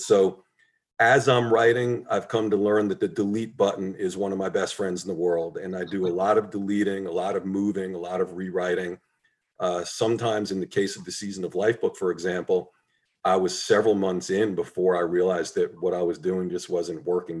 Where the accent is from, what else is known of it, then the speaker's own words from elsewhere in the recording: Port Chester, New York, United States; I used to pick up books at the library in Port Chester, New York, where I grew up